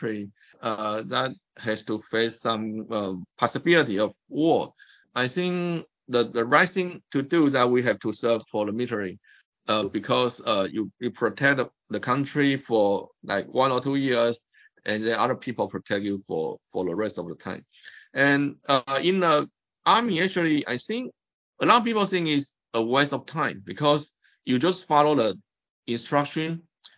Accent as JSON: {"language": "English", "town": "Taipei", "country": "Taiwan", "tie": "born or raised there", "also_born_or_lived": "United States", "moved": "as an adult", "said": "I was born in Taipei, Taiwan. And I actually finished all my education in Taiwan"}